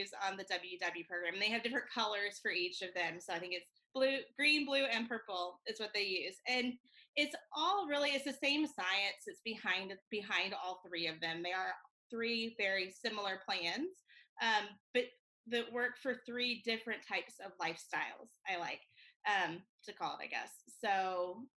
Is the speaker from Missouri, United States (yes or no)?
yes; Missouri, United States; now in Winter Garden, United States; I'm originally from Missouri, and I love where I'm from.